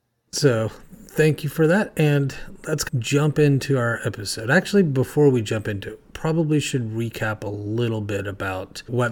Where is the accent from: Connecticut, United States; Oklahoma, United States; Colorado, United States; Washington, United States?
Oklahoma, United States; now in California, United States; So even though I live in California now, I am originally from Oklahoma, and that's where a good chunk of my family's from.